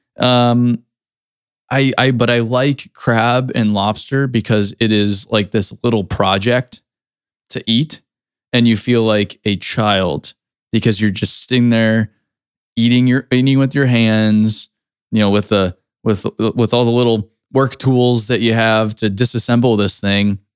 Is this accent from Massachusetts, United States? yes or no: yes; Cape Cod, Massachusetts, United States; growing up in the Cape, Cape Cod, we used to go clamming